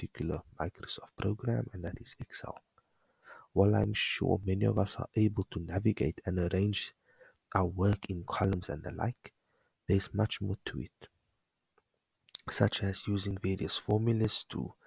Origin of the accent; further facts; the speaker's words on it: Cape Town, Western Cape, South Africa; I'm from Cape Town